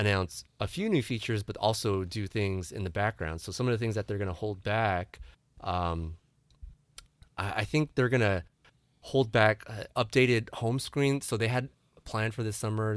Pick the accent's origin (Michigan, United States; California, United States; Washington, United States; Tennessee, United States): California, United States; San Diego; who was born and raised in San Diego